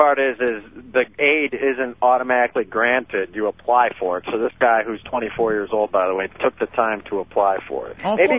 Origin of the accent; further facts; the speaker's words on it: Detroit, Michigan, United States; also born or lived in Lansing; my hometown here in Detroit, where I'm at right now.